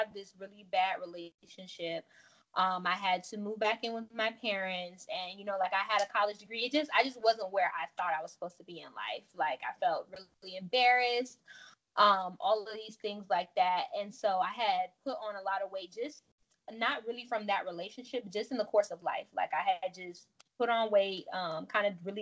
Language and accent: English; Miami, Florida, United States; also born or lived in Tallahassee, Florida; now in Atlanta, United States; I'm from Florida. I'm from Miami, and I went to school in Tallahassee